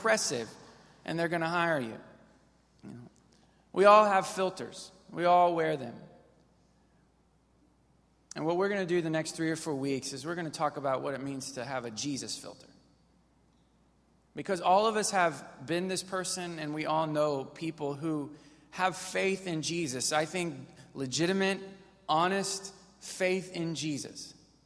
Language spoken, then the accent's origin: English; Missouri, United States; now in Texas, United States; I grew up in Missouri, and Missouri, we're not as sophisticated